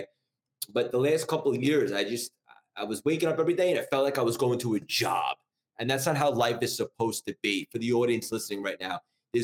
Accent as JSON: {"language": "English", "region": "New York", "country": "United States", "tie": "born or raised there", "also_born_or_lived": "Connecticut", "said": "I'm from New York, born and raised. I've been here my whole life, essentially, except for college"}